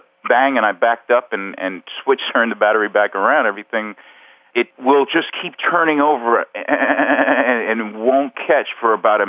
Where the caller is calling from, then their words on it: Southampton, New York, United States; I'm calling from Southampton, New York.